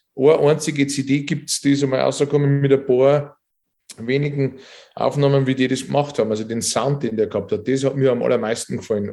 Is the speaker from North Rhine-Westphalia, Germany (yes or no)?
no; Regensburg, Bavaria, Germany; bei uns in Regensburg